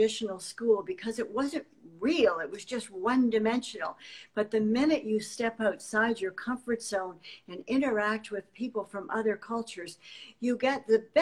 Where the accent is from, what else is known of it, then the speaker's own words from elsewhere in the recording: Canada; even in my own country, which is Canada by birth